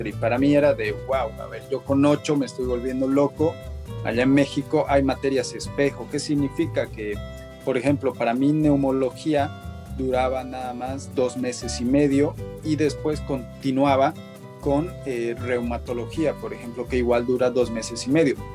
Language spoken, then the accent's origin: Spanish; La Paz, Bolivia; now in Santa Cruz, Bolivia; pues a ver, yo soy de La Paz, pero ya vivo bastante tiempo en Santa Cruz, entonces mi, mi manera de hablar no es ni de cama ni de colla, entonces